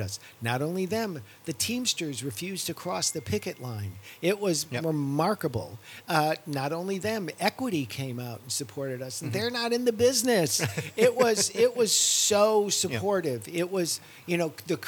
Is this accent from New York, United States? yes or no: yes; New York, United States; I'm from New York